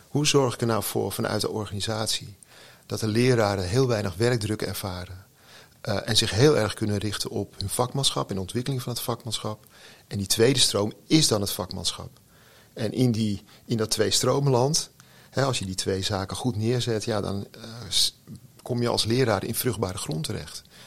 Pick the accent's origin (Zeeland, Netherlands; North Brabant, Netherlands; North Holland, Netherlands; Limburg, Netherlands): North Holland, Netherlands; Texel; Ik woon op Texel, ik ben opgegroeid op Texel